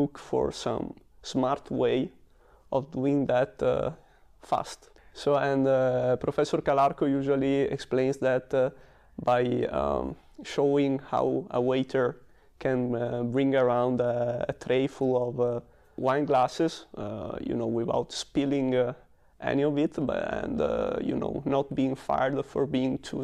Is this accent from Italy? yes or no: yes; Padua, Veneto, Italy; moved away as an adult; now in Germany; Padova is my hometown, and I grew up there